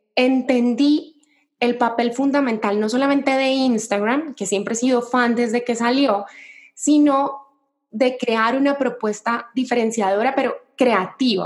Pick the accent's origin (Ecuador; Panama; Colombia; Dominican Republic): Colombia; Cali, Valle del Cauca; moved away as an adult; now in Mexico; yo soy de Colombia, de una ciudad que se llama Cali